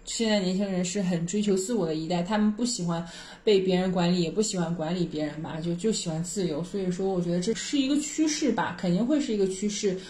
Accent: China; 我们中国人的

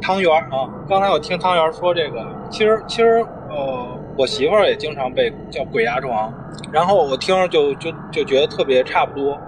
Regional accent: Beijing, China; 我小时候也是北京长大的，就是北京丰台，嗯，五里店儿这小区

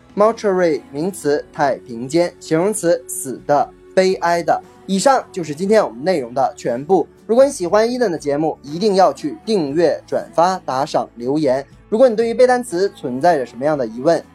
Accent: China; 我们中国人

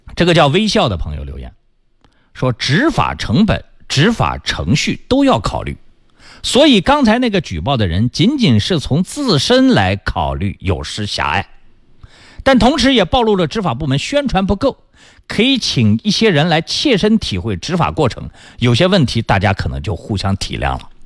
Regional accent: China; 这是我们中国人长期以往的这个心理习惯。

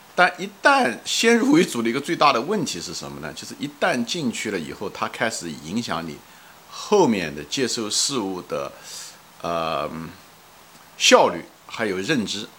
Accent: China; 我们作为一个国人来讲

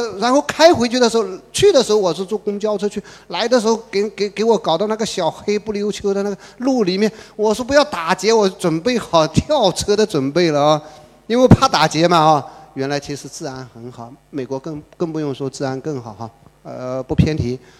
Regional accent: China; 我们中国人溜的不得了

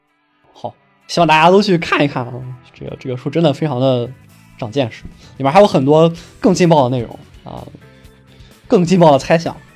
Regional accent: China; 我真的没有想到，作为一个中国人，能够体会到这么原汁原味的克系的体验。

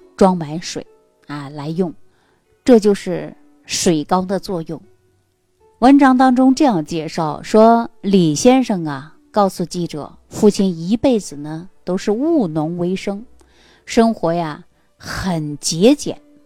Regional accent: Northeast China, China; 因为在我们东北老家这个地方，很多农村地区呀，还没能普及到家家户户有自来水

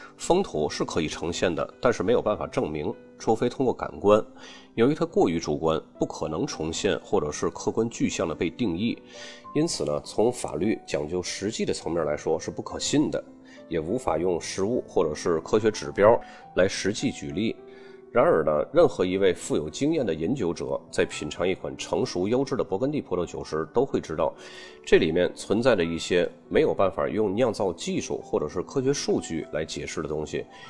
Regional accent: China; 我们中国人一般喜欢加上人情二字

